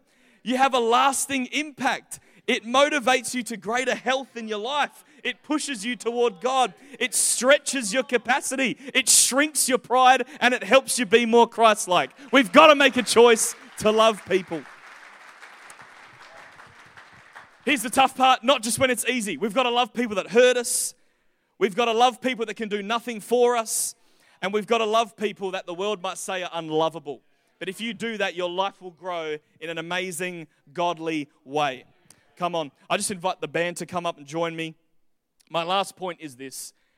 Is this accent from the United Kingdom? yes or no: yes; England, United Kingdom; born there; But I was born in England when my parents were planting a church there.